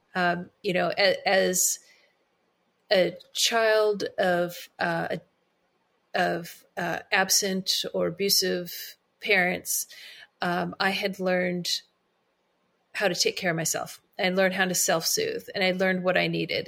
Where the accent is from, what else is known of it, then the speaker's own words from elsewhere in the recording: Monterey County, California, United States; also born or lived in Bay Area; we had always wanted to move out of the Bay Area and move back to my hometown uh, in Monterey County